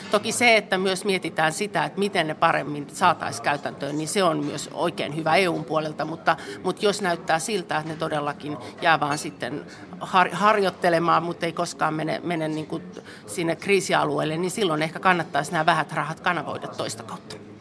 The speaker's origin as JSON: {"language": "Finnish", "town": "Joensuu", "region": "North Karelia", "country": "Finland", "said": "mä oon itse Joensuusta"}